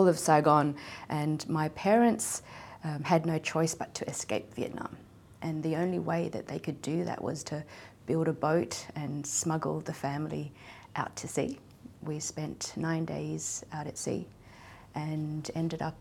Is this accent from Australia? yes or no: yes; Australia; growing up in Australia